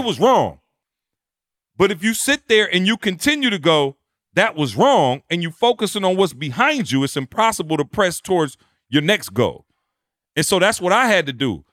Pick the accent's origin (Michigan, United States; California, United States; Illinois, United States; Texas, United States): Michigan, United States; Detroit; also born or lived in Lansing, Michigan; I come from Detroit, Michigan, Lansing, Michigan